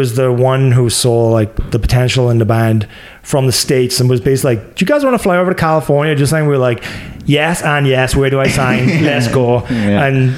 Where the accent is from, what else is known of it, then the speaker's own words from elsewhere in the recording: Wales, United Kingdom; now in Florida, United States; I'm Welsh